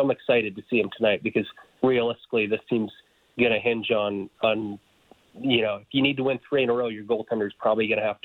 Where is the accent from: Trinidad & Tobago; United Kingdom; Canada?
Canada; Calgary, Alberta; I grew up in Calgary